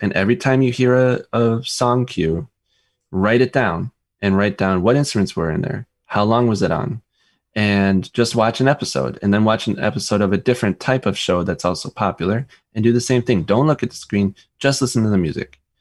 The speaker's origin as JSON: {"language": "English", "country": "United States", "said": "we're American"}